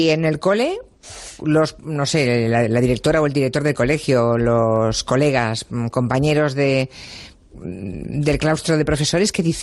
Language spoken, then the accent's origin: Spanish; Jaén, Andalusia, Spain; Soy de Jaén Capital.